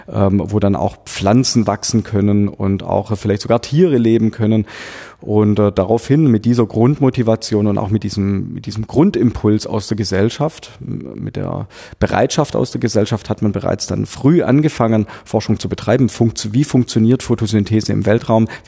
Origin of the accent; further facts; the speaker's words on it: Böblingen, Baden-Württemberg, Germany; hier im Rathaus, wo wir uns befinden, in meiner Heimatstadt Böblingen